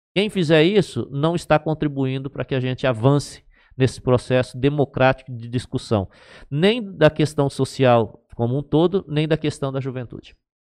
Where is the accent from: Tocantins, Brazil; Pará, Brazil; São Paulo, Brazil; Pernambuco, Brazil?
São Paulo, Brazil; Aspásia; Eu era de Aspásia e eu tinha um município, Aspásia era distrito